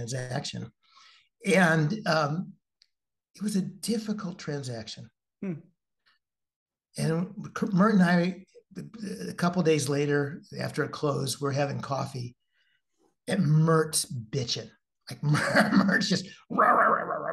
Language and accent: English; Midwest, United States; I'm from the Midwest